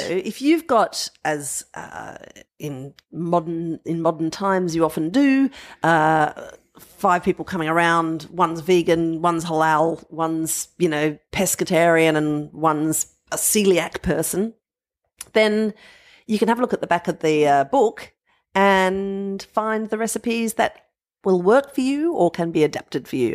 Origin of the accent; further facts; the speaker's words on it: Adelaide Plains, South Australia, Australia; growing up on the Adelaide Plains